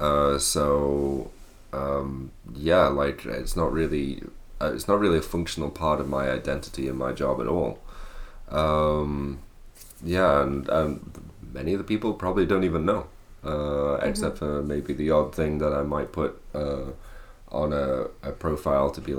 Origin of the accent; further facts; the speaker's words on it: Sandbach, North West England, United Kingdom; moved away as an adult; also born or lived in Manchester, England; now in Ireland; I come from England, a small town called Sandbach, which is in Cheshire